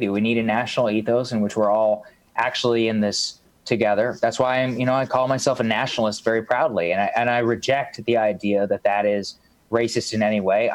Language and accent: English; United States; I'm proud to be an American